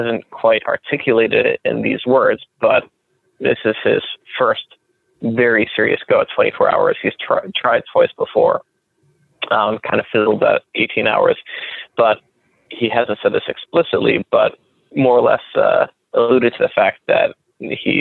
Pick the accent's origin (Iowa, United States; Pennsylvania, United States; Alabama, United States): Pennsylvania, United States; Pittsburgh; now in New York, United States; I hail originally from Pittsburgh.